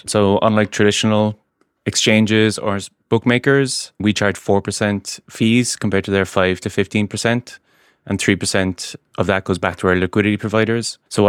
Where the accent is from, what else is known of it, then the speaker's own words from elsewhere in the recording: Ireland; I'm from Ireland